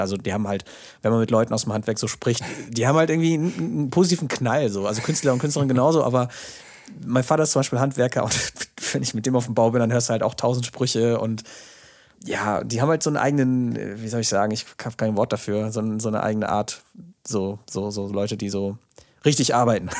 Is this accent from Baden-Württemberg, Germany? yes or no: no; OWL, Porta Westfalica / Paderborn, North Rhine-Westphalia, Germany; hier in meiner Heimat oder in OWL